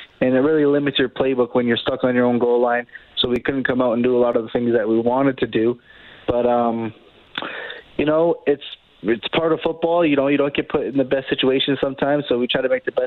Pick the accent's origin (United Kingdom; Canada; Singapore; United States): Canada; Niagara area, Southern Ontario; born or raised there; moved away as an adult; now in Edmonton, Canada